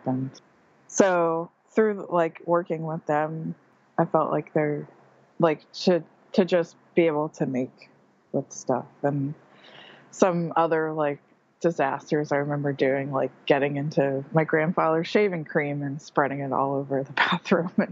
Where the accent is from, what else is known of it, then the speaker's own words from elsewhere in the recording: New Jersey, United States; moved away as an adult; also born or lived in Hampton, New Jersey; now in Bloomington-Normal, United States; I was born and raised in New Jersey, and I moved around a lot when I was younger and ended up in Hampton, New Jersey